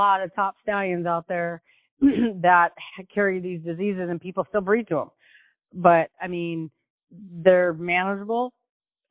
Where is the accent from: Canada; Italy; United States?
United States; Western Washington; moved away as an adult; now in Oklahoma, United States; I was born and raised in Western Washington